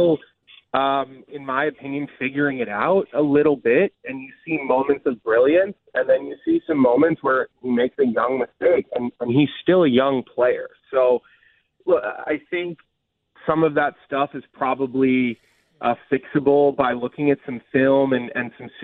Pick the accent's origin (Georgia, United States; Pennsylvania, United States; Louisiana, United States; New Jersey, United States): Pennsylvania, United States; Villanova; moved away as an adult; also born or lived in Boston; I'm from Villanova.